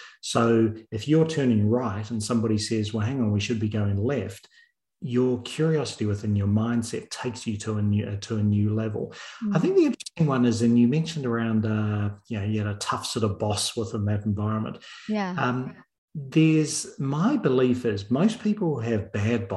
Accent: New Zealand; moved away; also born or lived in United Kingdom / Australia / Chicago / Netherlands; I'm from New Zealand. And New Zealand, we're not renowned for too many things, but our major thing is our rugby

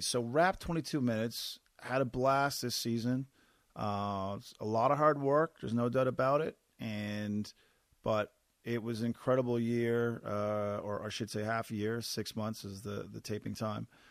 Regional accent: Corner Brook, Newfoundland and Labrador, Canada; moved away as an adult; my hometown, Corner Brook, is a mill

